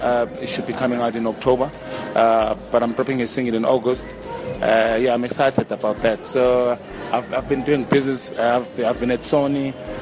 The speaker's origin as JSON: {"language": "English", "town": "Durban", "region": "KwaZulu-Natal", "country": "South Africa", "said": "I come from Durban"}